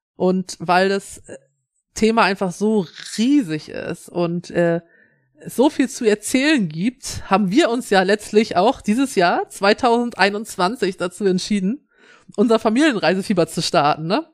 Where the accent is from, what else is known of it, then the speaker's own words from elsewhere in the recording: Schleswig-Holstein, Germany; als Schleswig-Holsteiner